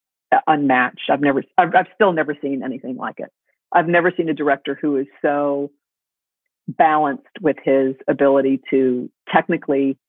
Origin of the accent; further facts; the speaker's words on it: New York City, New York, United States; I grew up in the theater and I grew up in New York City